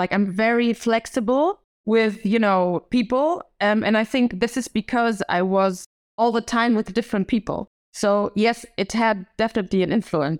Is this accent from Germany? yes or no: yes; Germany; English is a second language; My parents are Polish, so they are from Warsaw, but I was born in Germany and like my education was in Germany. So I went to normal schools. Unfortunately, we moved a lot. So every year we moved to a different city until I was 11.